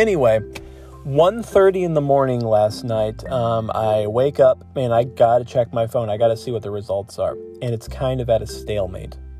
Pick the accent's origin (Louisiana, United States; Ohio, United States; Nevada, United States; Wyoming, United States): Ohio, United States; now in Michigan, United States; I live in Michigan and I grew up in Ohio.